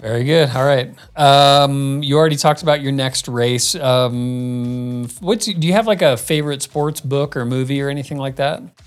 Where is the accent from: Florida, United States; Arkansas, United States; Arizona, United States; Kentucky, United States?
Arizona, United States; moved away; I grew up in Arizona